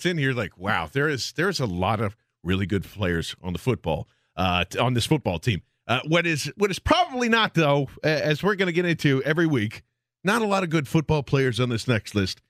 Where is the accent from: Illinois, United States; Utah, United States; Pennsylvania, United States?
Pennsylvania, United States; Philadelphia; because we're Philadelphians